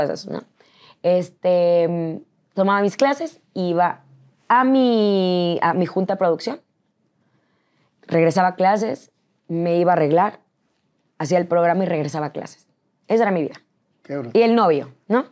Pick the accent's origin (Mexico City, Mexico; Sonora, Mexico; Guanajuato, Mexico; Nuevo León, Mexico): Nuevo León, Mexico; San Nicolás de los Garza; moved away as an adult; Yo soy de San Nicolás de los Garza, Nuevo León.